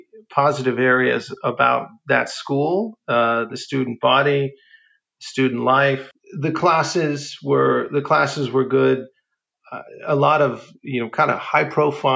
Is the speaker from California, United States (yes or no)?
yes; Alameda, California, United States; I grew up in the city of Alameda